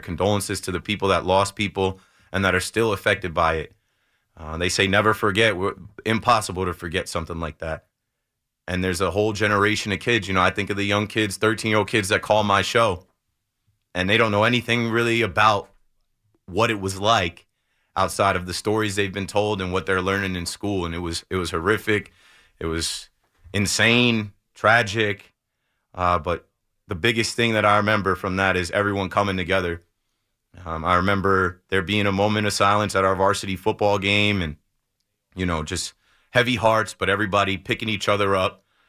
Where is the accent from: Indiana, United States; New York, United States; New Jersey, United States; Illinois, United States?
New Jersey, United States; Ocean Township; I'm from about an hour south of here in Ocean Township. And I was a seventh grader, thirteen years old